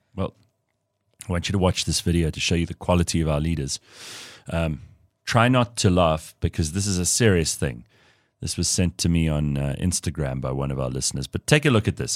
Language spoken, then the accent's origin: English; South Africa; being South African